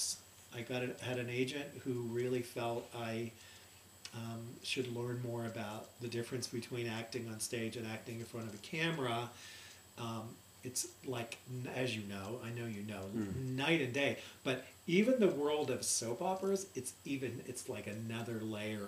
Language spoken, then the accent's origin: English; Lisbon, Ohio, United States; moved away as an adult; also born or lived in New York City / Colorado; Growing up in Lisbon, Ohio, population 5,000, little white picket fence, Peyton Place kind of town.